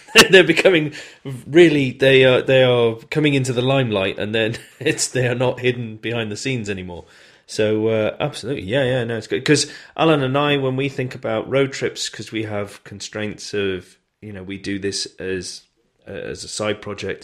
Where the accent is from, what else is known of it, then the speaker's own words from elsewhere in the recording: United Kingdom; we're British. We're very good at knocking ourselves and our own country